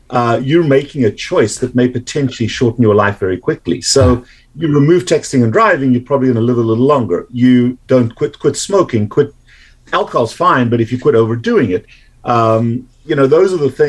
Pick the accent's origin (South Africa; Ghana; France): South Africa; accent: South African; moved away as an adult; now in United States; I've been in the US since 1989, but I've retained my accent quite pleasingly for me.